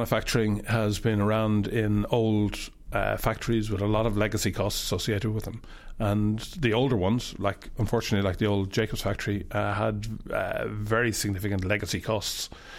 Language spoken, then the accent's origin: English; Dublin, Leinster, Ireland; I grew up in Cabra on the north side of Dublin. My parents had a newsagent shop, and we lived in the rooms above the newsagent shop.